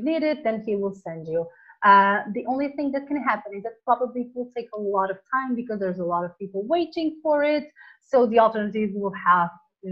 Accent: Portugal; English is a second language; also born or lived in Hungary; now in Spain; I was raised in Portugal

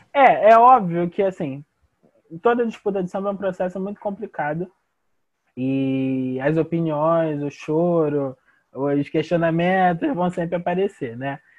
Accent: Rio de Janeiro, Brazil; sou de Ramos, sou morador da Leopoldina

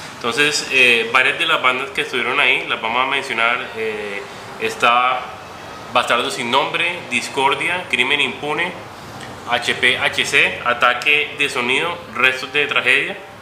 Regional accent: Cartagena, Bolívar, Colombia; cuando estaba creciendo en Cartagena

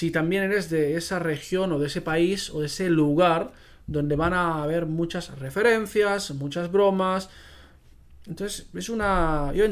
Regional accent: Spain; first language Catalan; Spanish is a second language; Especialmente, pues en catalán, ¿no? Que es que es mi primera lengua.

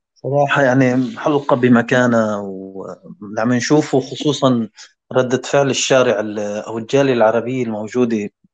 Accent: Syria; moved away as an adult; now in Denmark; هذا البلد أول ما جينا عليه نحن كسوريين، كلاجئين

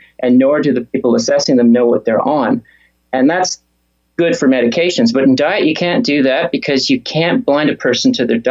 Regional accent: Canada; moved away as an adult; also born or lived in Australia; I'm from Canada and I trained in Australia

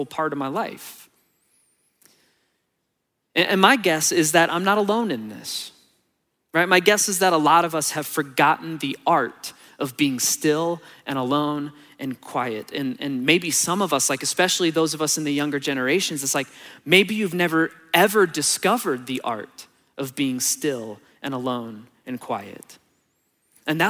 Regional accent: Texas, United States; moved away; on my last day in Texas, before my flight, I spent a few hours driving around my hometown and like going to see the old houses that I grew up

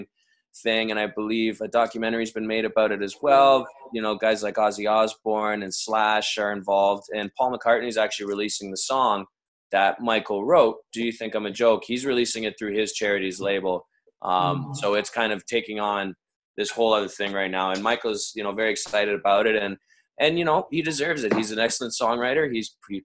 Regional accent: Canada; we're from Canada

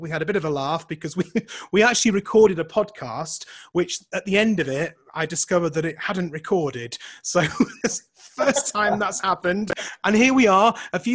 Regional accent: United Kingdom; now in Calgary, Canada; I'm not Australian. I'm British.

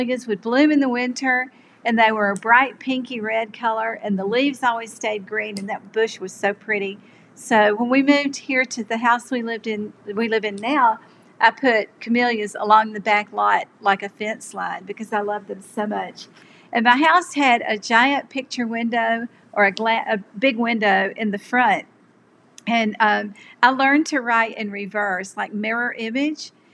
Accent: Birmingham, Alabama, United States; I grew up in Birmingham in a small home in a community called ASIPCO. And ASIPCO is an acronym for American Cast Iron Pipe Company.

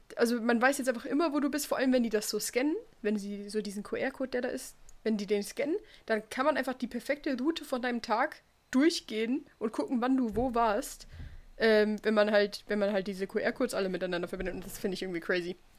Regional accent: Switzerland; bei uns in der Schweiz

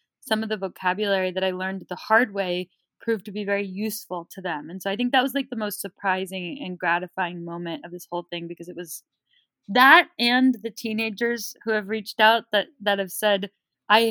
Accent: Bay Area, California, United States; I grew up in the Bay Area

